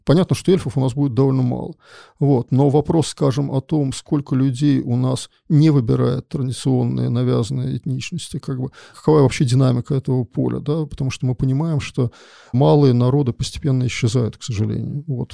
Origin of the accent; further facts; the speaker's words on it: Saint Petersburg, Russia; я родился в СССР и в Ленинграде, несмотря на то, что я живу в Петербурге